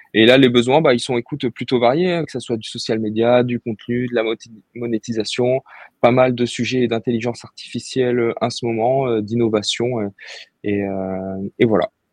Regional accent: Bordeaux, Nouvelle-Aquitaine, France; moved away as an adult; je suis originaire de Bordeaux à la base. J'ai fait euh, toutes mes études euh, là-bas

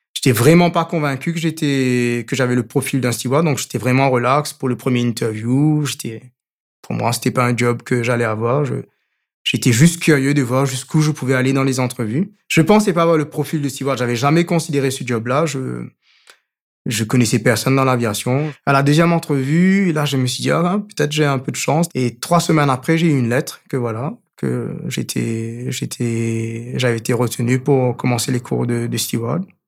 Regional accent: Mauritius; J'ai grandi à Maurice

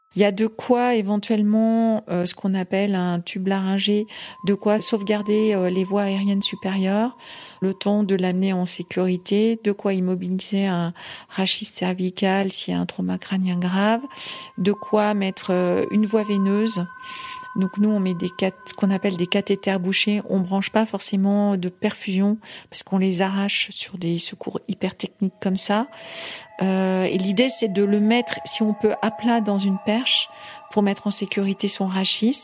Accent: Occitania, France; moved away as an adult; also born or lived in Haute-Savoie / Gorges du Verdon; now in Chamonix, France; je viens d'abord euh, des Pyrénées à, l'origine

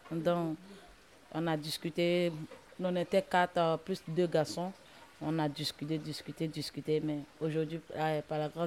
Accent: Côte d’Ivoire; moved away; Je viens de la Côte d'Ivoire. Je suis arrivée ici en 2019, fin 2019.

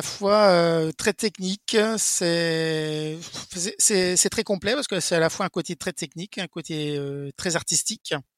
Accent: Brittany, France; je suis breton

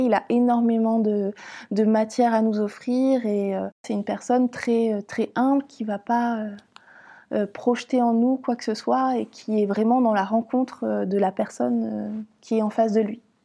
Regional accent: Caen, Normandy, France; moved away as an adult; also born or lived in Lyon; Je suis née à Caen

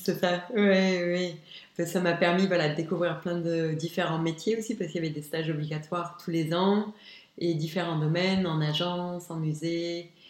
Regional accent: Luxembourg; also born or lived in Arlon, Belgium / Esch-sur-Alzette, Luxembourg; C'est vrai que je suis née à Arlon, mais je, suis juste née, j'ai jamais vécu. J'ai toujours vécu à Luxembourg

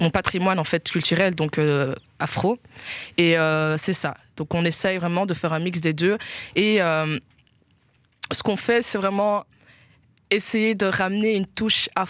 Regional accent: Guinea; euh, alors, on est guinéenne

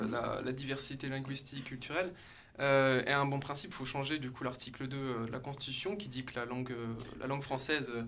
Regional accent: Burgundy, Bourgogne-Franche-Comté, France; Pour un bourguignon, franchement, de ma part, c'est vraiment choquant d'entendre cet accent.

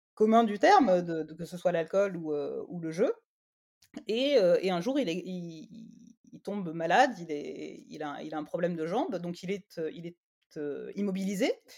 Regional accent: Martigues, Provence-Alpes-Côte d'Azur, France; moved away as an adult; also born or lived in Marseille; je suis originaire de Marseille enfin de Martigues à côté

